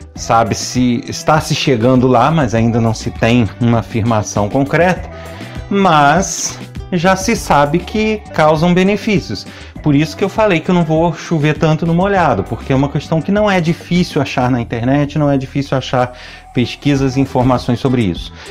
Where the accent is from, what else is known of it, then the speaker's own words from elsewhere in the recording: Nova Friburgo, Rio de Janeiro, Brazil; da terra onde eu nasci, de Nova Friburgo, estado do Rio de Janeiro